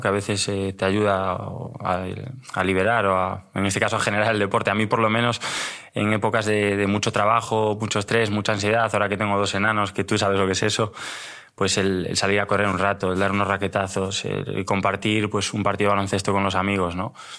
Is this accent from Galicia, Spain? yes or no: yes; Pontevedra, Galicia, Spain; moved away as an adult; now in Madrid, Spain; soy un chico de, Pontevedra. Aunque llevo ya en Madrid 13 años, no se me ha ido el acento